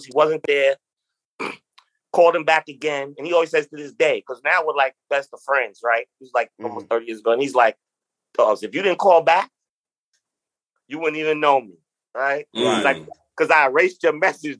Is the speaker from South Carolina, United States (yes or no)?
no; New York City, New York, United States; moved away; also born or lived in Detroit / Florida; From Queens. You know, just growing up in Queens in the 90s, tons of friends